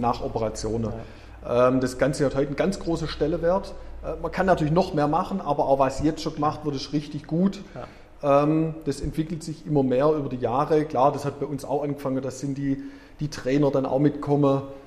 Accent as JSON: {"language": "German", "town": "Herrenberg", "region": "Baden-Württemberg", "country": "Germany", "tie": "born or raised there", "also_born_or_lived": "Erlangen / Ludwigsburg / Kuppingen", "said": "Tatsächlich bin ich in, äh, Mönchberg aufgewachsen"}